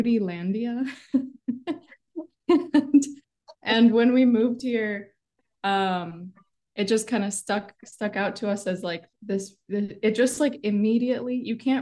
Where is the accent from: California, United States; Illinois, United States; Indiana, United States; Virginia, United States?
Illinois, United States; Chicago; I was born and raised in Chicago